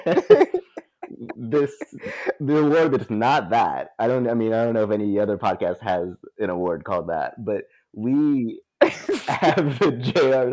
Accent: Texas, United States; growing up in Texas

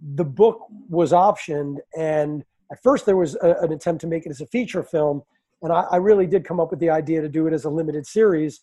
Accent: New York City, New York, United States; moved away as an adult; now in Venice Beach, United States; growing up in New York City

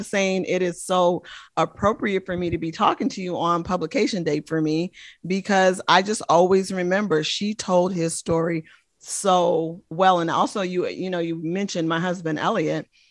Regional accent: Oakland, California, United States; I'm from the Bay Area, born and raised in the great city of Oakland, California

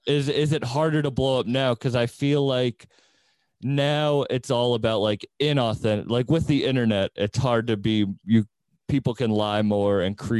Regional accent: Boston, Massachusetts, United States; I'm from Massachusetts. I'm from Boston, and I don't know. It's a smaller scene, so they don't have like their own music.

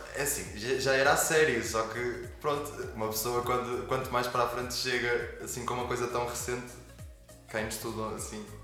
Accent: Portugal; somos portugueses

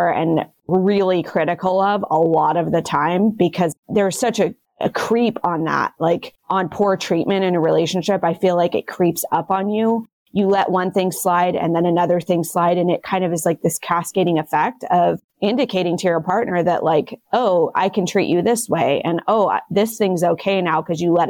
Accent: United States; I'm American

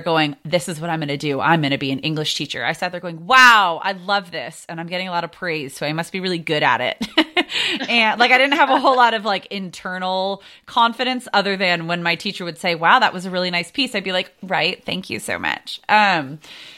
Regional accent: San Diego, California, United States; Born and raised in San Diego.

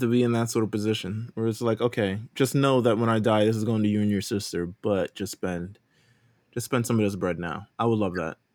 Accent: New York, United States; I'm from New York

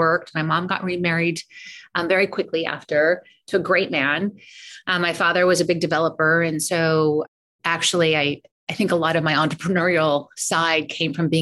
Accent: Colorado Springs, Colorado, United States; now in California, United States; I'm actually from Colorado. I've been here so long, but I still feel like I still call myself like the Colorado girl, but I grew up in Colorado Springs

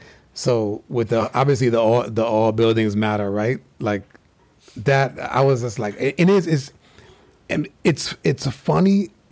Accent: New York, United States; Man, we're both from the Northeast. I'm a former New Yorker.

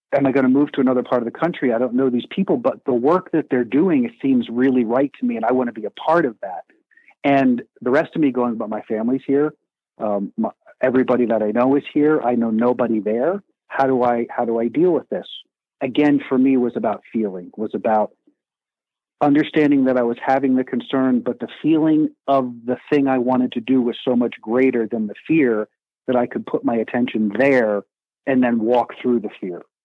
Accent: Eastern Pennsylvania, United States; moved away; also born or lived in New York City / Arizona / San Diego; I grew up in Eastern Pennsylvania, lived in New York City for a while, um, lived in Arizona

